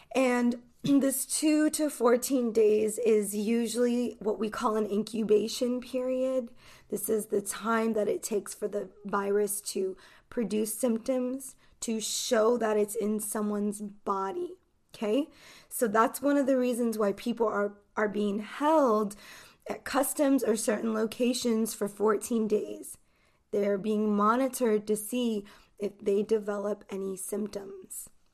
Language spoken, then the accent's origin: English; United States; I am an English teacher from the United States.